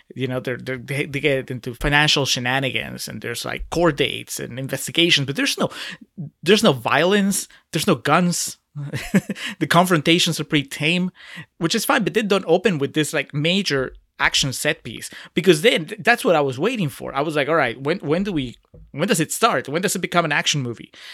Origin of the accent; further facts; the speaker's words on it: Peru; moved away; I'm originally from Peru